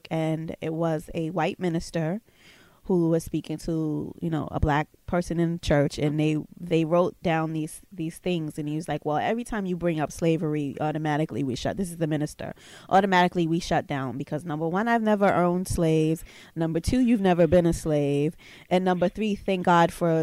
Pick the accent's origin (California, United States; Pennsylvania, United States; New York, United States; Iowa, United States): New York, United States; I'm a black woman and I'm from New York